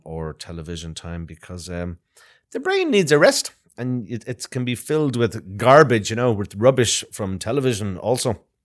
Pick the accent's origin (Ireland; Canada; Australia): Ireland; I'm from Ireland